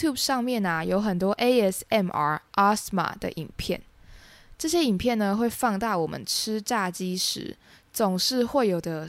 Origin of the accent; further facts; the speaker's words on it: Taiwan; 身为台湾人，日本是很多人第一次自助旅行时的首选。除了因为日本地理位置相对靠近台湾，台湾跟日本之间交流频繁之外